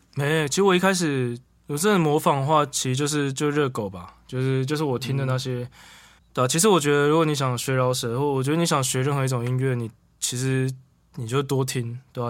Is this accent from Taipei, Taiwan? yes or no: yes; Taipei, Taiwan; also born or lived in Tainan; 我住成大，成大这个， 因为我是台北人，可是大学去成大，在台南